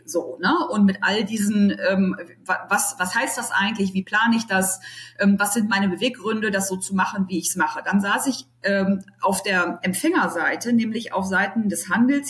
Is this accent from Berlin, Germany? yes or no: yes; Berlin, Germany; now in Düsseldorf, Germany; ich gebürtige Berlinerin bin, jetzt in Düsseldorf wohne